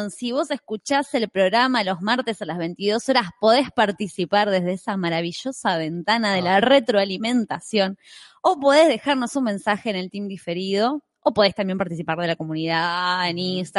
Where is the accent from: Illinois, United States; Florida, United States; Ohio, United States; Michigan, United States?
Ohio, United States; Toledo; ¿eh? soy de Toledo, Ohio.